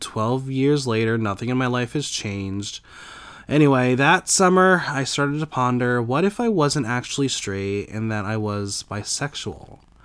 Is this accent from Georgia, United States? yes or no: no; New Jersey, United States; I grew up in New Jersey with a pretty perfect life